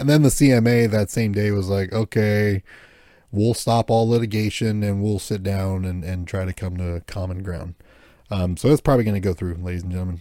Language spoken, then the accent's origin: English; United States; as an American